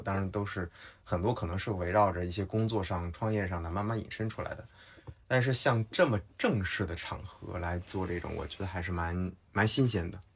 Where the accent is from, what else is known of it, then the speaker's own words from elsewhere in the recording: Henan, China; 我是河南人